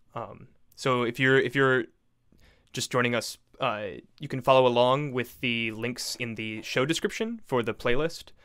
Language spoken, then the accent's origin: English; Tampa, Florida, United States; born and raised in Tampa Bay, Florida, like myself